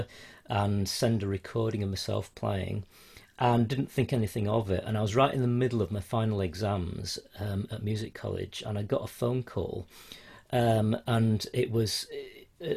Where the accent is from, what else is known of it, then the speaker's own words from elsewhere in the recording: Yorkshire and the Humber, United Kingdom; moved away as an adult; also born or lived in Spain; now in Merseyside, United Kingdom; I'm from Yorkshire originally